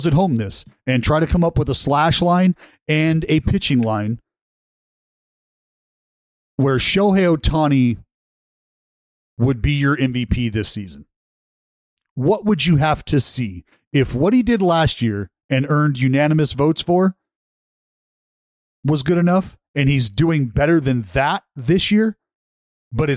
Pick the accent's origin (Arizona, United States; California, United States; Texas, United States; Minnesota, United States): California, United States; Vallejo; where I grew up in Vallejo